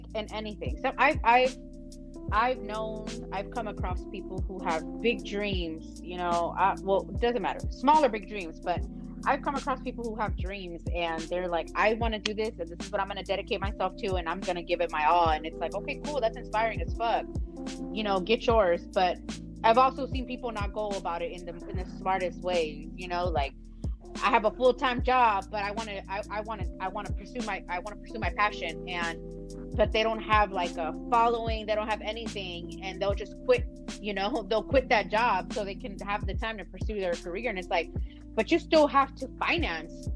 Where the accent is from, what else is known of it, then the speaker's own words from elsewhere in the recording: San Diego, California, United States; I'm born and raised in San Diego